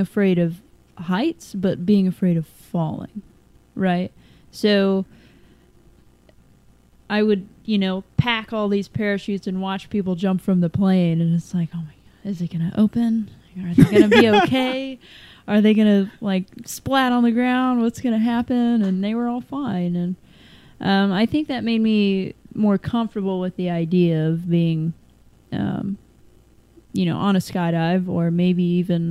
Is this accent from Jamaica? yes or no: no; Lexington, United States; I grew up in Lexington